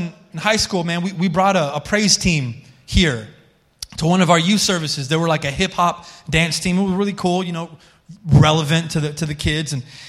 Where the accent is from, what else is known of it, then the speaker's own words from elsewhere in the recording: Colorado, United States; we came from Colorado and I wasn't listening to any Christian music when I was in Colorado.